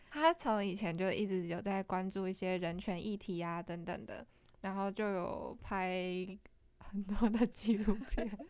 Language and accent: Chinese; Hsinchu, Taiwan; 我是不会讲客语的新竹人